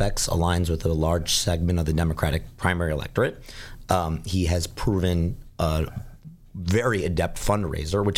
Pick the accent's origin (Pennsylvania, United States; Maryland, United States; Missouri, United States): Pennsylvania, United States; Philadelphia; I'm from Philadelphia